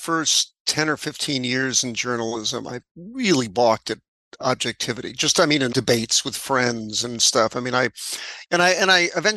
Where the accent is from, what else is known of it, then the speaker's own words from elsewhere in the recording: New York, United States; I'm a New Yorker